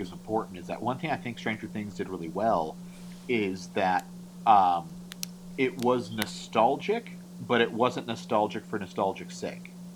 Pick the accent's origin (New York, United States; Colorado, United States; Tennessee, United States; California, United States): California, United States; I'm born and raised in California